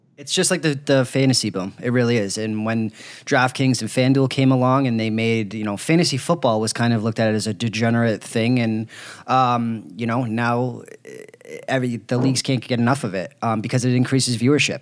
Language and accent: English; Boston, Massachusetts, United States; moved away as an adult; I grew up in Boston for 26 years, first 26 years of my life